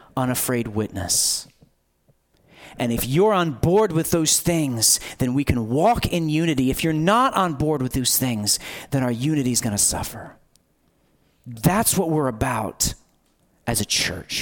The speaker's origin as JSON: {"language": "English", "country": "United States"}